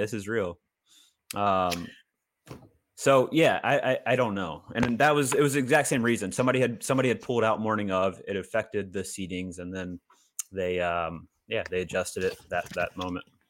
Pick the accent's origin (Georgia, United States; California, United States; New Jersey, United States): Georgia, United States; Augusta; I was born in Augusta